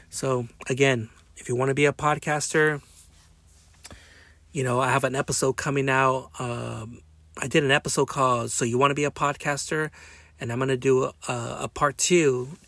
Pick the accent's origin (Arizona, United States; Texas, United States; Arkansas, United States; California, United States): California, United States; Long Beach; also born or lived in Modesto / Bay Area / Wilmington; I was brought up in Long Beach. I was brought up in Modesto. I was brought up in the in the Bay Area. I was brought up in the Harbor area in, in Wilmington, California, or certain certain areas and cities I used to live back in the day.